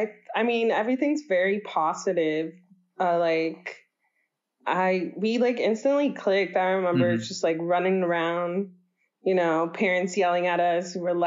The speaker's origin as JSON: {"language": "English", "town": "Pleasanton", "region": "California", "country": "United States", "tie": "born or raised there", "also_born_or_lived": "Livermore, California", "lives_now": "Oakland, United States", "said": "So I was born here in California in this little town called Pleasanton. Mm-hmm. It's like 90% white people. Mm-hmm. So that's fun. I moved out of my parents' house to Livermore for a year."}